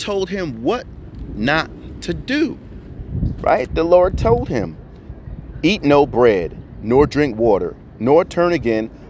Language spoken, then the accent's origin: English; New Jersey, United States; moved away; I'm originally from Jersey, so when I say better, it sounds like better.